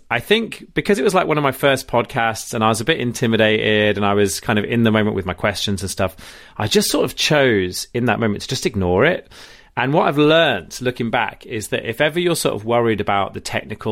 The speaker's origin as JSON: {"language": "English", "town": "Rugby", "region": "West Midlands", "country": "United Kingdom", "said": "I'm from Rugby"}